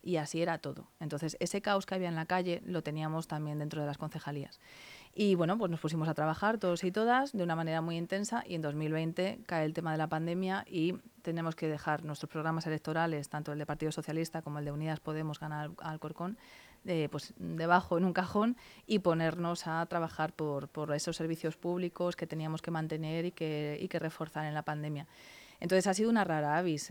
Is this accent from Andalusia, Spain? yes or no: no; Alcorcón, Community of Madrid, Spain; estoy empadronada desde los tres años de vida. Vamos, sabéis que en su momento no teníamos hospital en, en, Alcorcón y nací en Madrid, pero toda mi vida se ha desarrollado en Alcorcón